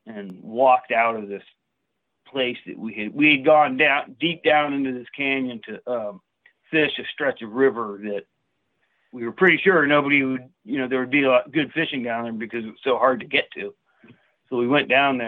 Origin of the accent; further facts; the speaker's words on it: Northern California, United States; now in Portland, United States; I grew up in Northern California.